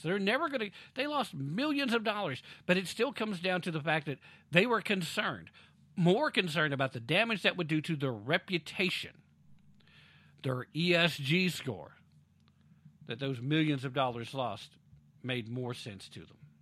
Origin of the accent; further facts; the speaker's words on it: United States; first language English; as an American